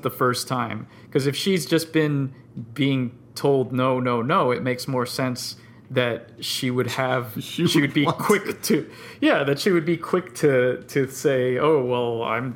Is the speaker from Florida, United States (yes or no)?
yes; South Florida, United States; I grew up in South Florida